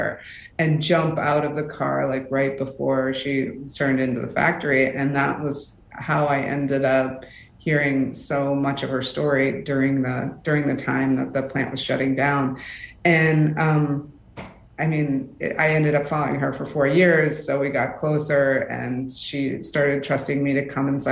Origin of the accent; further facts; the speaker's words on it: Rust Belt, United States; I am from the Rust Belt